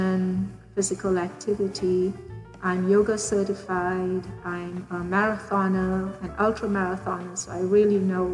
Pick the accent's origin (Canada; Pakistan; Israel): Pakistan; now in Houston, United States; born and raised in Pakistan, now living in Houston, Texas